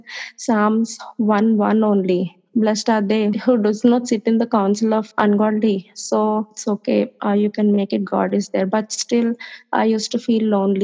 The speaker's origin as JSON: {"language": "English", "country": "India", "said": "I'm from India."}